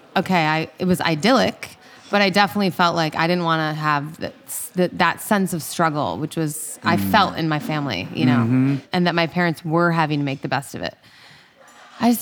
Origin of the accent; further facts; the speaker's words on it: Pittsfield, Massachusetts, United States; I grew up in Pittsfield, which is in the center of the Berkshires